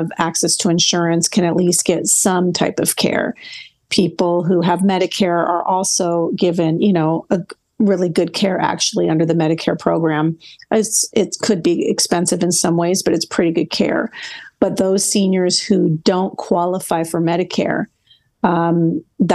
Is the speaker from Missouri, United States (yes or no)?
no; Los Angeles, California, United States; I was born in Los Angeles, California. No, I am from Los Angeles.